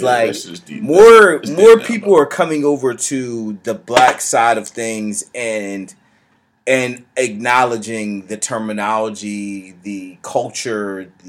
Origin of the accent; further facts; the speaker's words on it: United States; as an American